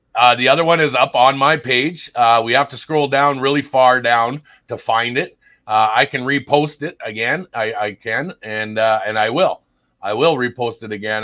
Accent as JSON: {"language": "English", "town": "Sault Ste. Marie", "region": "Ontario", "country": "Canada", "tie": "born or raised there", "moved": "yes", "said": "I was born and raised in Sault Ste. Marie, Ontario"}